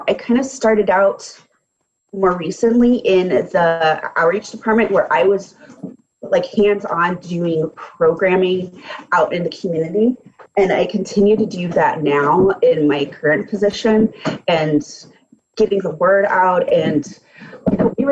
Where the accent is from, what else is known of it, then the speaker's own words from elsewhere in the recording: Danville, Illinois, United States; I'm a Danville native